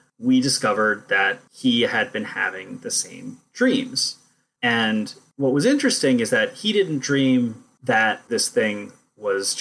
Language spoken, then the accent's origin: English; Silver Spring, Maryland, United States; moved away; I'm originally from Silver Spring, Maryland.